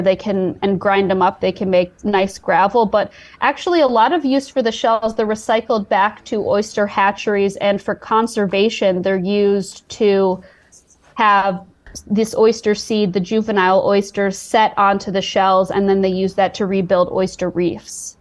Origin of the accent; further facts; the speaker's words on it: Chicago, Illinois, United States; moved away; my hometown, Chicago